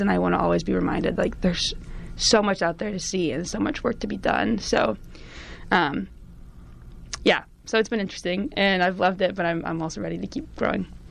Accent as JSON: {"language": "English", "region": "California", "country": "United States", "tie": "born or raised there", "said": "Born and raised in California, I'm actually only like a quarter Middle Eastern"}